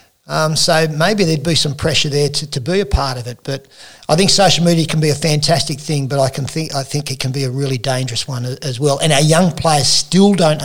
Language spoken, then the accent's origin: English; Wagga Wagga, New South Wales, Australia; When I grew up in Wagga